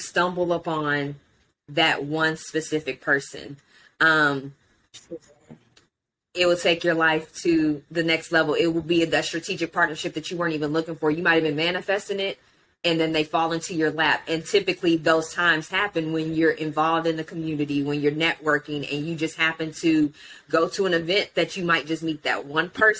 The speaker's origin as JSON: {"language": "English", "town": "Houston", "region": "Texas", "country": "United States", "tie": "born or raised there", "also_born_or_lived": "Alief / Fort Bend", "said": "I grew up in Houston."}